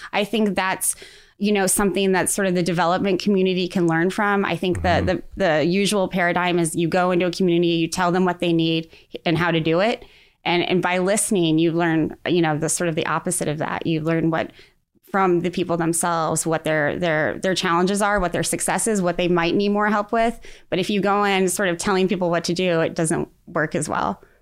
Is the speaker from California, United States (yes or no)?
no; Defiance, Missouri, United States; growing up in Defiance, Missouri